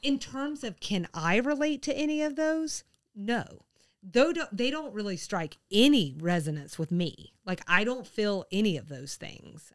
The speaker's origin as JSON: {"language": "English", "region": "the South", "country": "United States", "moved": "yes", "said": "I lived outside the South"}